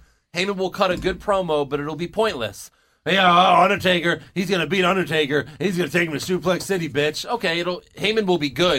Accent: Long Island, New York, United States; born there; I was born in Long Island.

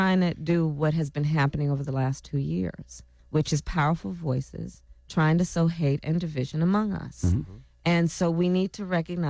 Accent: Oakland, California, United States; also born or lived in Montreal, Canada; So I was born in Oakland.

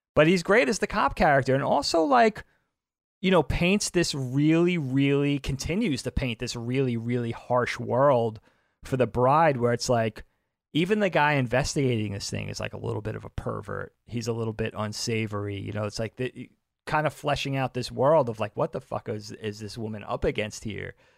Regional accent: South Bellport, New York, United States; where we grew up in South Belport

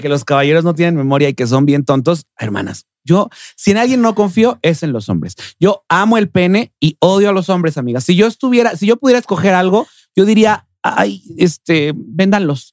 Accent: Mexico City, Mexico; yo nací aquí en la Ciudad de México, Yo nací aquí, oriunda de la CDMX.

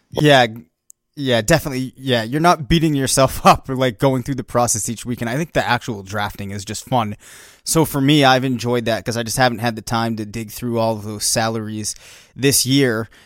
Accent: Bedford, New Hampshire, United States; We're from Bedford, New Hampshire

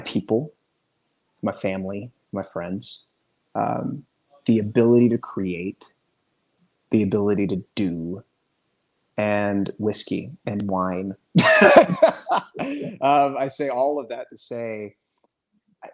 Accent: the South, United States; I'm from the South

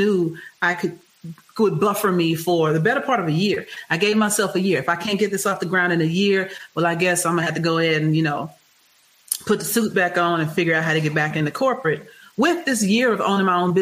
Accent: Houston, Texas, United States; I'm from Texas. Prairie View A&M is right there. Texas Southern University is right around the corner from where I grew up.

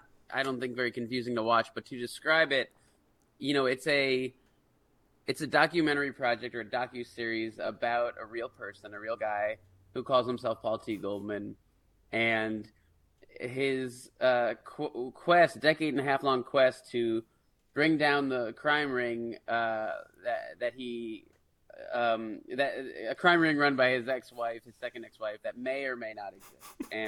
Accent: New York, United States; moved away; I'm from New York originally

